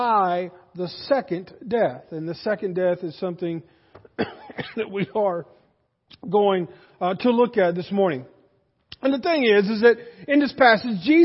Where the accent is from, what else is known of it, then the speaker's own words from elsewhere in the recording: United States; as an American